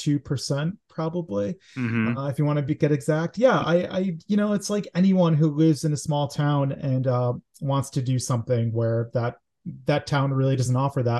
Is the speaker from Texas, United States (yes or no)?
no; Scranton, Pennsylvania, United States; moved away as an adult; I'm from Scranton, Pennsylvania, born and raised for, I lived there for 26 years and I got the hell out. But I miss it. I love Scranton, Pennsylvania.